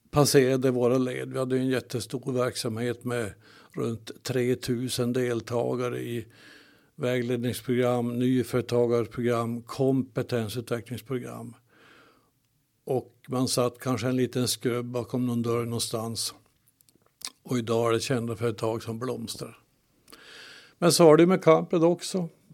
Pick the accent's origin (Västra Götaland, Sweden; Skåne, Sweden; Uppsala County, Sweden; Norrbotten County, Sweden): Norrbotten County, Sweden; Kalix; född och uppväxt i Kalix och har bott här hela mitt liv